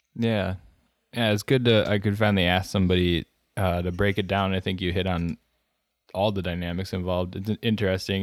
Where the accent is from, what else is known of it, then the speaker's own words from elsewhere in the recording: Wisconsin, United States; I'm from Wisconsin